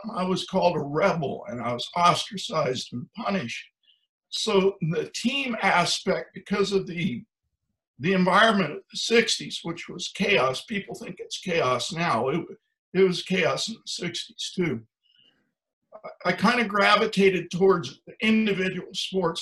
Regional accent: Ohio, United States; I grew up in Ohio on a farm

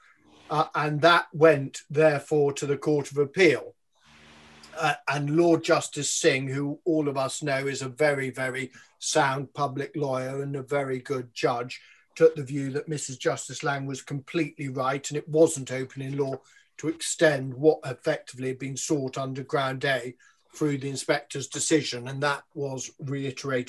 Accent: London, United Kingdom; as the Londoner on the show

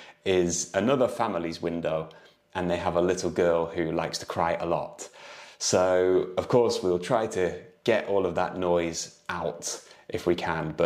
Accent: United Kingdom; moved away as an adult; now in Lisbon, Portugal; I'm an English tutor from the UK

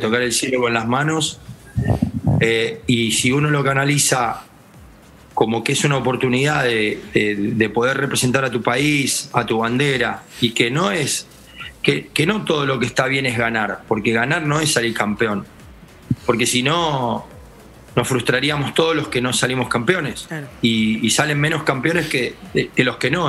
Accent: Argentina; soy argentino y, eh, amo mi país

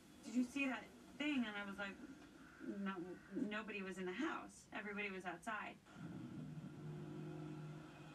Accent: Omaha, Nebraska, United States; I grew up in Omaha, Nebraska, and my family had a farm

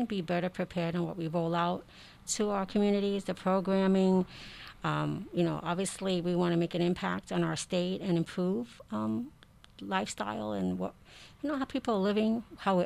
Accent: Puerto Rico; I'm Puerto Rican

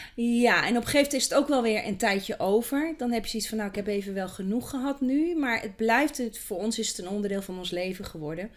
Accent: Kampen, Overijssel, Netherlands; geboren in Kampen, in het mooie Kampen.

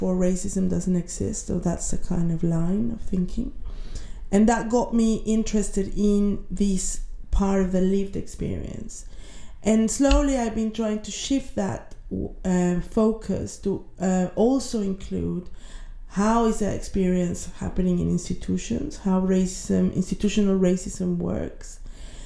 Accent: Mexico; moved away as an adult; now in United Kingdom; I am from Mexico

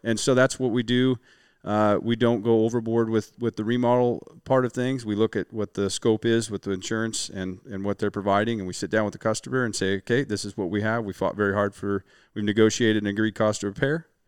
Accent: Western Washington, United States; I'm from Washington. We get a lot of rain here in, in, in Western Washington

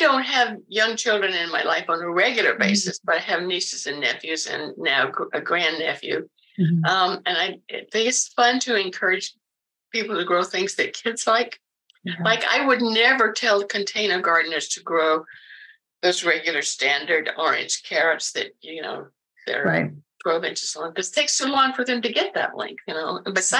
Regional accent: the South, United States; I mean, I grew up in the South and I still visit relatives every once in a while.

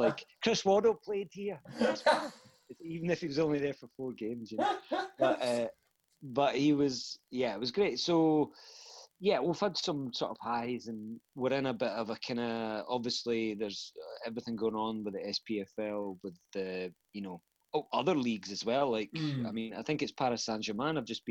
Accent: Falkirk, Scotland, United Kingdom; I come from Falkirk. It's kind of like in between Glasgow and Edinburgh, and grew up a Falkirk fan

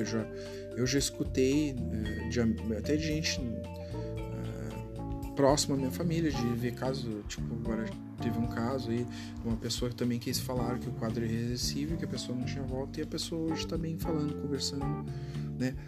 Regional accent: Rio Grande do Sul, Brazil; eu sou do Sul

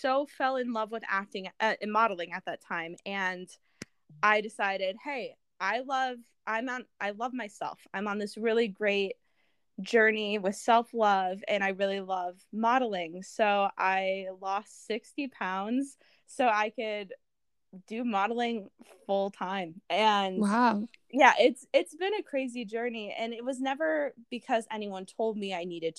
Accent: Vermont, United States; I grew up in Vermont where I played ice hockey on a girls' team and on a boys' team.

